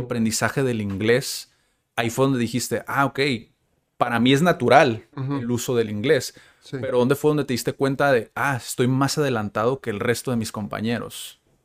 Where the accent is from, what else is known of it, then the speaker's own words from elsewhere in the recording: Tijuana, Baja California, Mexico; soy tijuanense, yo también, yo, yo nací aquí, he visto también como eso, pues crecer